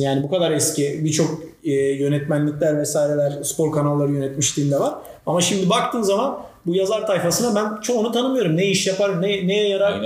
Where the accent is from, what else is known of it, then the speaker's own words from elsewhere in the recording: Trabzon, Turkey; bir Trabzonlu olarak